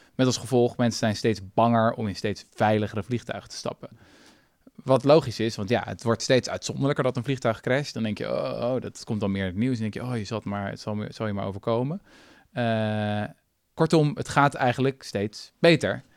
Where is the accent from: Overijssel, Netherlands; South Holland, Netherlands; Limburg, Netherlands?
South Holland, Netherlands; Zoetermeer; op het gymnasium in Zoetermeer, schitterende plek waar ik ben opgegroeid